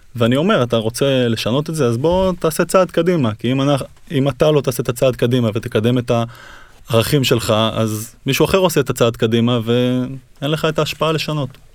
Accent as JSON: {"language": "Hebrew", "town": "Kfar Tavor", "region": "Northern District", "country": "Israel", "tie": "born or raised there", "said": "אני נולדתי בכפר תבור, גדלתי שם"}